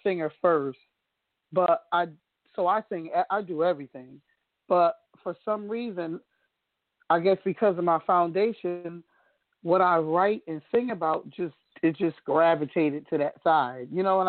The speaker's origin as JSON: {"language": "English", "town": "Danbury", "region": "Connecticut", "country": "United States", "tie": "born or raised there", "said": "Connecticut, Danbury, Connecticut. That's where I live"}